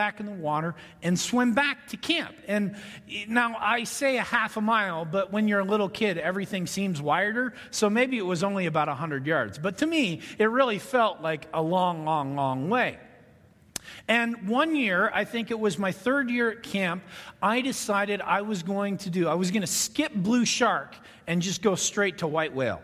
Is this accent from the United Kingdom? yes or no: no; Ontario, Canada; When I grew up in Ontario, Canada